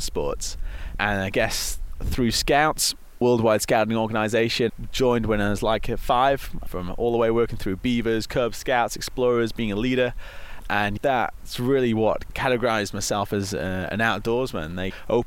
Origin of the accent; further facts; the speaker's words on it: Harrogate, Yorkshire and the Humber, United Kingdom; So I grew up in Harrogate, North Yorkshire, and it's a beautiful little town